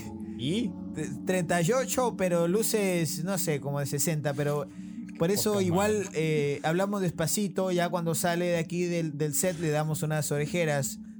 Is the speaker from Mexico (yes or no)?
yes; Mexico; accent: Argentine; La verdad es que tengo viviendo en México toda mi vida.